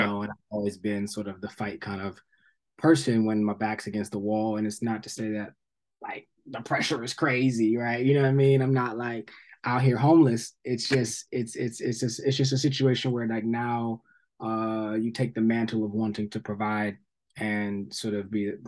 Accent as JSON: {"language": "English", "town": "Somerset", "region": "New Jersey", "country": "United States", "tie": "born or raised there", "also_born_or_lived": "Atlanta", "moved": "yes", "said": "I grew up in New Jersey"}